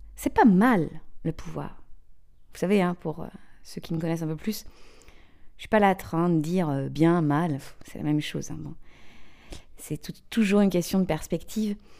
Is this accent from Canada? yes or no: no; Brittany, France; also born or lived in England; je suis née en Bretagne, j'ai fait mes études en Bretagne, en Angleterre